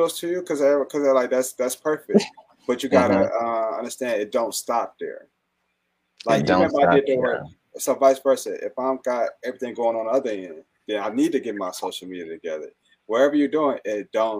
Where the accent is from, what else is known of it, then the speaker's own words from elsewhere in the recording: Fenkell and Wyoming, Michigan, United States; me being Black, I grew up on Finkel and Wynwood